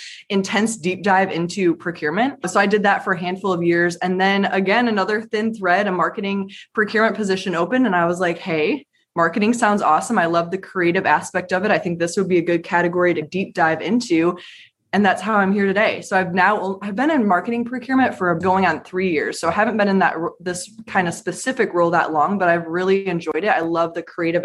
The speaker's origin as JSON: {"language": "English", "region": "Michigan", "country": "United States", "moved": "yes", "lives_now": "Raleigh, United States", "said": "I'm currently in Raleigh, North Carolina from the Michigan area."}